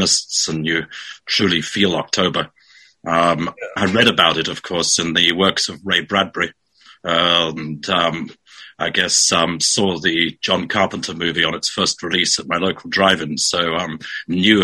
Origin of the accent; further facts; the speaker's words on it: South Africa; moved away; also born or lived in Europe; I was born in South Africa